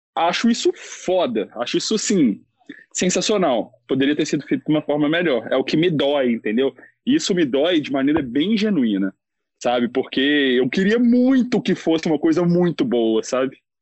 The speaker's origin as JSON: {"language": "Portuguese", "town": "Belo Horizonte", "region": "Minas Gerais", "country": "Brazil", "said": "eu sou de Belo Horizonte"}